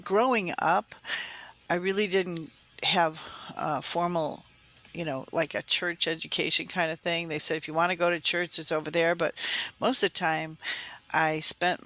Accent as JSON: {"language": "English", "town": "Chicago", "region": "Illinois", "country": "United States", "tie": "born or raised there", "said": "I was born and raised in the Chicagoland area in the suburbs, just across the fence of O'Hare Airport"}